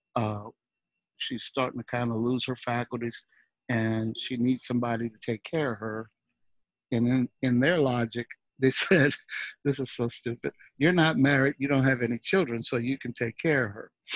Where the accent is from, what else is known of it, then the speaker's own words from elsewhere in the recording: New Orleans, Louisiana, United States; moved away; also born or lived in Dallas, Texas / Seattle; I was from New Orleans and I lived in Dallas, Texas.